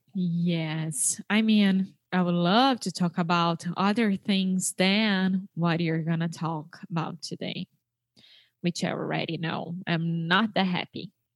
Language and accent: English; Brazil; English is a second language; I am from Brazil